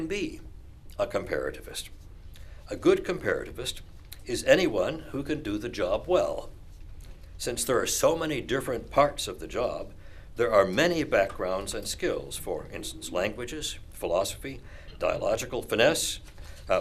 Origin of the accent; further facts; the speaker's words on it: Missouri, United States; I am a Methodist from Missouri